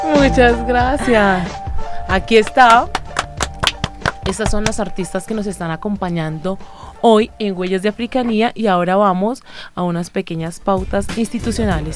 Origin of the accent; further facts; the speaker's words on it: Bogotá, Bogotá Capital District, Colombia; yo me crié en Usme, en la localidad quinta de Usme, al sur de la ciudad.